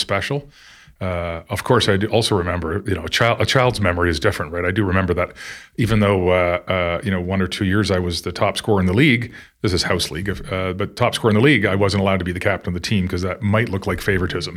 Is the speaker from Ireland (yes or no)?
no; Newmarket, Ontario, Canada; growing up and playing hockey in Newmarket then was a very small town